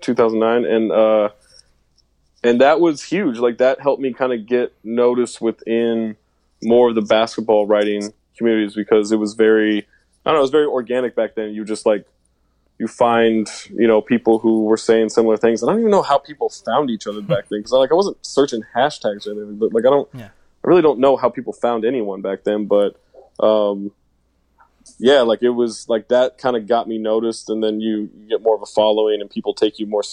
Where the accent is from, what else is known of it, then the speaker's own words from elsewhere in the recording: Sacramento, California, United States; I was living in Sacramento, and I'm from Sacramento